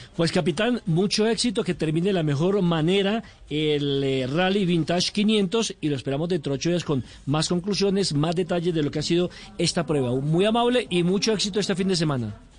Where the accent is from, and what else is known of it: Colombia